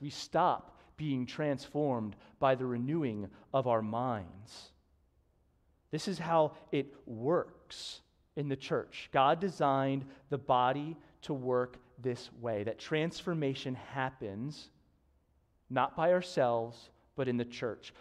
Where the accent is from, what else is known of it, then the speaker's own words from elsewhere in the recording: Newtown, Pennsylvania, United States; I grew up in Newtown and went to Council Rock